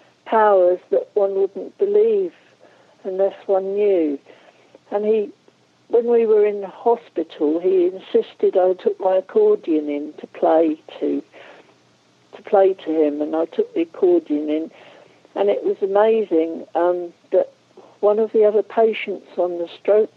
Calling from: Norwich, East of England, United Kingdom; I'm calling from Norwich in the UK.

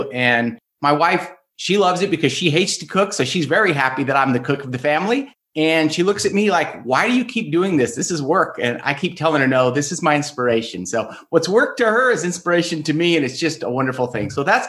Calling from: Sedona, Arizona, United States; Today, I'm calling in from America, from Sedona, Arizona. Great Southwest

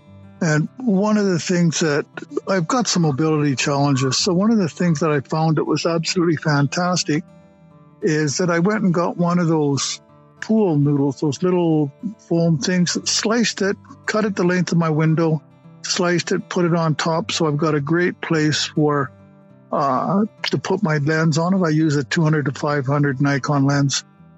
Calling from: Cranbrook, British Columbia, Canada; I'm here coming from Cranbrook, BC, Canada, right beside the Rocky Mountains.

